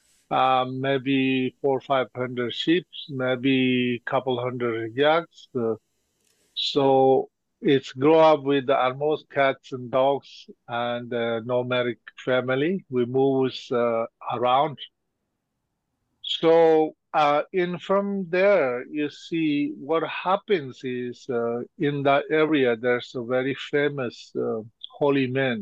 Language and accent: English; Golok, Tibet, Qinghai, China; I was born and grew up there